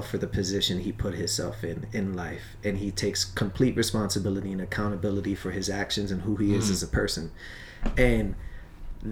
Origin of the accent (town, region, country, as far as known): Long Island, New York, United States; born or raised there; also born or lived in Brooklyn